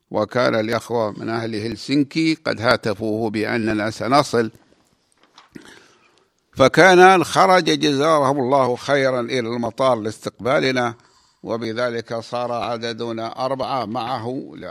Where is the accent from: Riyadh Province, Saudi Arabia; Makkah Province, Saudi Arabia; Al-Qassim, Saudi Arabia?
Al-Qassim, Saudi Arabia; فذكرت الرمل فيها بما رأيته من رمل عجيب يشبه رمل بلادنا القصيم في قلب الجزيرة العربية